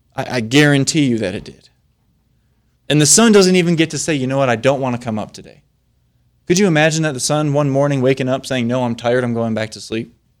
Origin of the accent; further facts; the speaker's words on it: Flint, Michigan, United States; I'm from Flint, Michigan